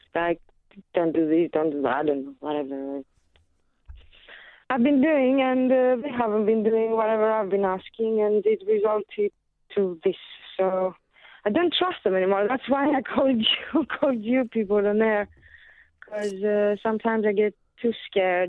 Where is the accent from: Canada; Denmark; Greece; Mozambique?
Greece; Athens, Attica; now in United Kingdom; Born and raised in Athens.